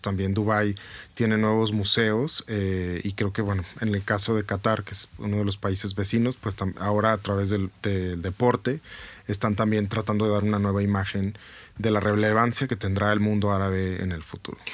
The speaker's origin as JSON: {"language": "Spanish", "town": "Guadalajara", "region": "Jalisco", "country": "Mexico", "moved": "as an adult", "lives_now": "Bogotá, Colombia", "said": "soy tapatío y vivo eh, hace cinco años, más de cinco años ya en Bogotá."}